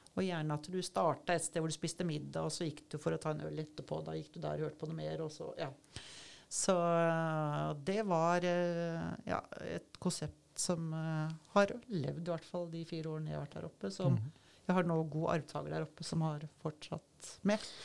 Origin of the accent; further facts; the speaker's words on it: Oslo, Norway; moved away as an adult; also born or lived in Svalbard; now in Kragerø, Norway; jeg er fra Oslo